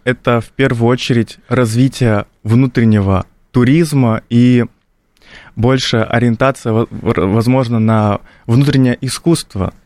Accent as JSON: {"language": "Russian", "region": "North Ossetia–Alania", "country": "Russia", "said": "Лично я из Осетии, из такого традиционного региона"}